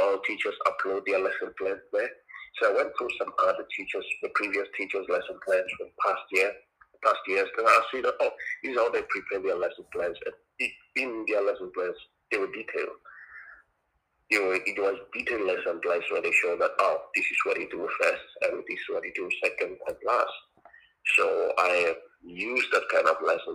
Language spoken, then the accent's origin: English; South Africa; first language Tonga; English is a second language; moved away as an adult; also born or lived in Soshanguve; now in China; I am a South African and this is how I sound